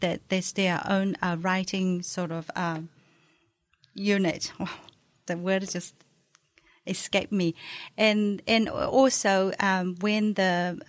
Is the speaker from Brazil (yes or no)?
no; China; moved away as an adult; also born or lived in New Zealand; now in Dunedin, New Zealand; I am originally from China. I was born and raised in China. I came to New Zealand when I was 25.